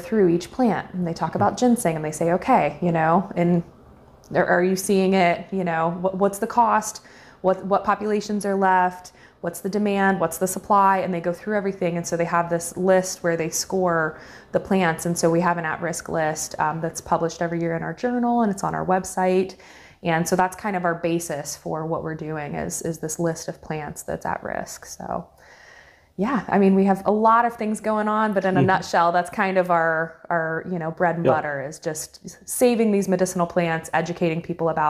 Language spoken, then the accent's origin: English; Racine, Ohio, United States; I grew up here in Meigs County in Racine